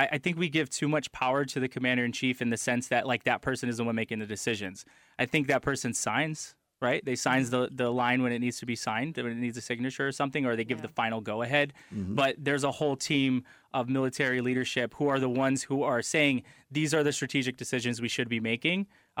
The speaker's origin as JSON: {"language": "English", "country": "United States", "said": "I love this country. I served my country. I'm American to the core."}